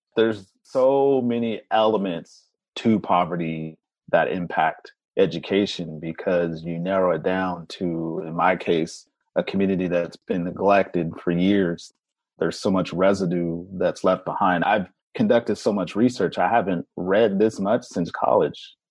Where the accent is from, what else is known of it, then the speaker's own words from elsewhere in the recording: Central Valley, California, United States; moved away; growing up in the Central Valley